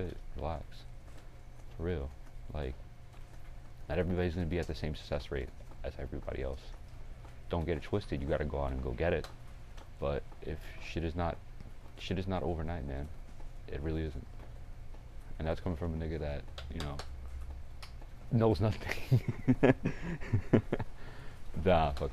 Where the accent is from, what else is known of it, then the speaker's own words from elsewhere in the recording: North Carolina, United States; I am just a regular kid, born and raised in North Carolina.